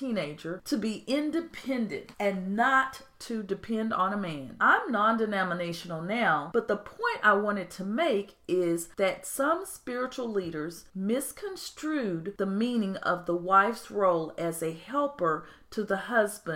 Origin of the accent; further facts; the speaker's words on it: United States; I'm American